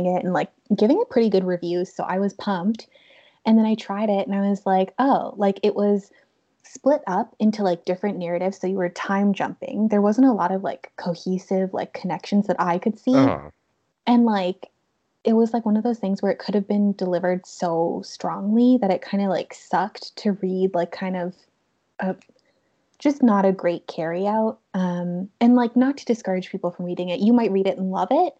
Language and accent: English; Canada